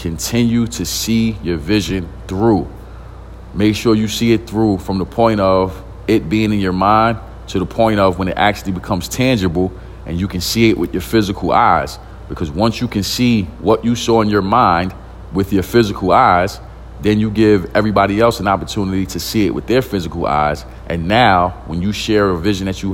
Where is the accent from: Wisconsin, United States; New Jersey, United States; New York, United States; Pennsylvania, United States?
New York, United States; New York City; I'm from East New York, Brooklyn. Single parent home, low income housing, not a lot of opportunities coming up